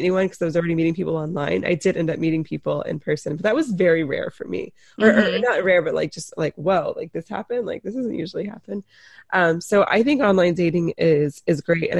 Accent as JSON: {"language": "English", "region": "North Carolina", "country": "United States", "said": "I am from North Carolina"}